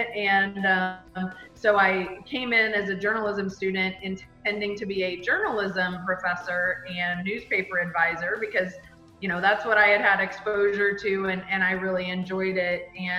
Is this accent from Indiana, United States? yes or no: yes; Bloomington, Indiana, United States; Bloomington, Indiana, which was my hometown.